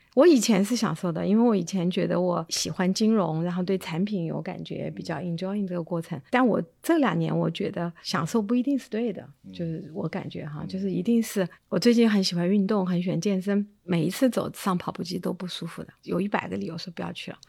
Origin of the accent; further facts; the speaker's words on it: Chengdu, Sichuan, China; moved away; 我是在成都长大的